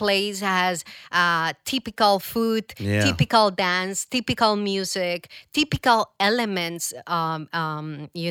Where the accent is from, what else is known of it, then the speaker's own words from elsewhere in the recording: Medellin, Antioquia, Colombia; English is a second language; moved away as an adult; also born or lived in Bogota, Colombia; now in Toronto, Canada; I'm from Medellin, and I left everything to go to Bogota, to the capital